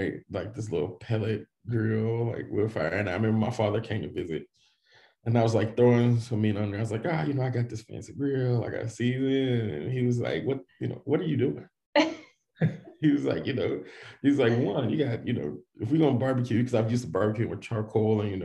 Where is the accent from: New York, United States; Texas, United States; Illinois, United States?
Texas, United States; Dallas; moved away as an adult; also born or lived in College Station, Texas; Born in College Station, Texas. So everybody asks, that's where Texas A&M is, but we lived out in the country, up in the area. And so I was born and raised in Texas, grew up in Dallas